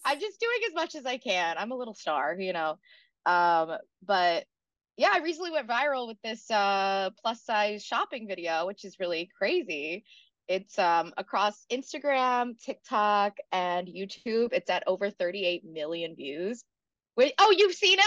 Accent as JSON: {"language": "English", "region": "South Carolina", "country": "United States", "moved": "as an adult", "lives_now": "New York City, United States", "said": "I'm from South Carolina originally, but I've been in New York City for almost ten years now"}